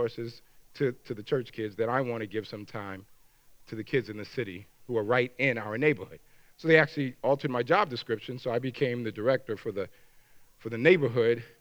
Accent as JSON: {"language": "English", "region": "New York", "country": "United States", "also_born_or_lived": "Washington, D.C.", "moved": "as an adult", "lives_now": "Minnesota, United States", "said": "I'm a New Yorker. I didn't mention that. I'm a New Yorker who lives in Minnesota"}